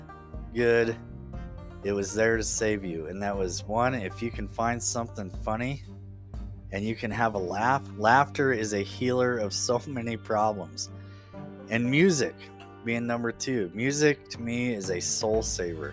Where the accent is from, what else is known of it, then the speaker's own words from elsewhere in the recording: Upton, Wyoming, United States; I'm from Northeast Wyoming. Grew up on a ranch up here, just outside of a small town called Upton.